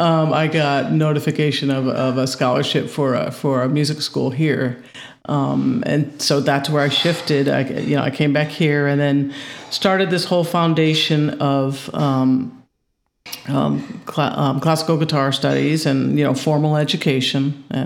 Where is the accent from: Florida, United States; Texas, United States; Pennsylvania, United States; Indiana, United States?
Indiana, United States; Well, I was a lot of places, but I'm originally from Northwest Indiana, kind of just outside of Chicago. That's where I was born and raised.